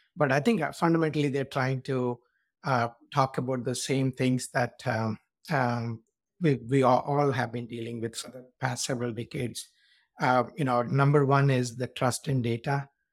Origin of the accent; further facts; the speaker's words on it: India; moved away as an adult; now in United States; I was born in India, and then I came to U S for my master's